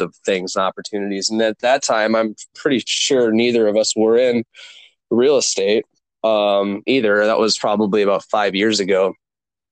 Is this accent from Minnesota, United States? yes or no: yes; Minnesota, United States; now in California, United States; I'm from Minnesota